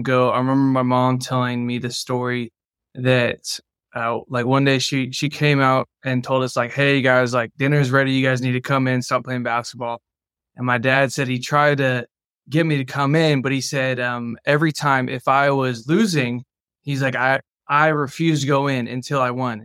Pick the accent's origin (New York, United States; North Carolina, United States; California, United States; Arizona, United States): California, United States; San Juan Capistrano; I grew up in Southern California in Orange County